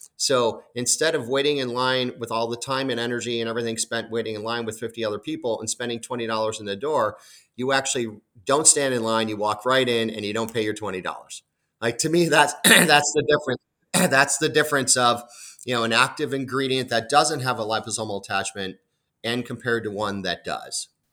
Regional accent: Chicago, Illinois, United States; moved away; I'm initially from the Chicago area

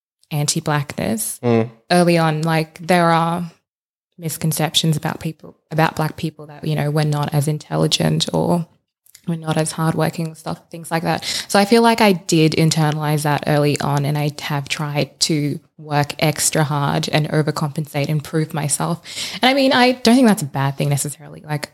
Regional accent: Uganda; also born or lived in South Sudan; now in Australia; I haven't been back to my home country. I'm Ugandan and South Sudanese, by the way.

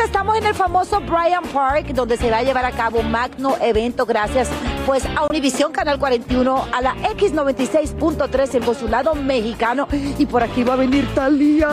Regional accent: Dominican Republic; now in New York, United States; para nosotros también los dominicanos

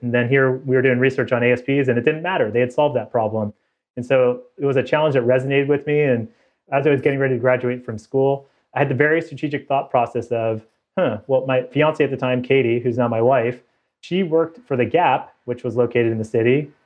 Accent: Bay Area, California, United States; moved away as an adult; also born or lived in Davis, California / Toronto, Canada; I grew up in the Bay Area

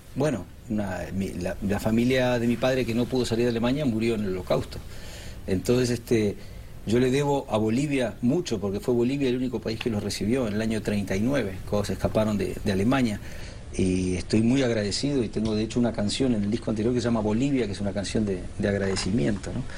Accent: Uruguay; now in Spain; Yo nací en Uruguay, mi hijo nació en España

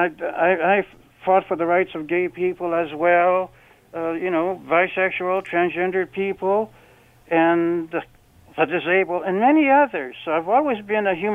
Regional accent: Canada; as a Canadian, I'm proud as could be

